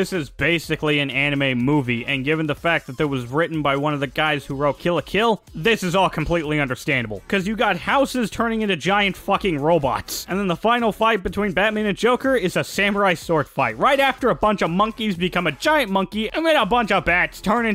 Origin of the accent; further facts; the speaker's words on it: United States; I'm American